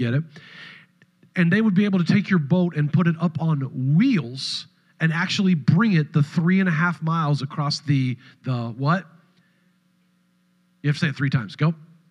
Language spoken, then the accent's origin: English; California, United States; moved away; my home state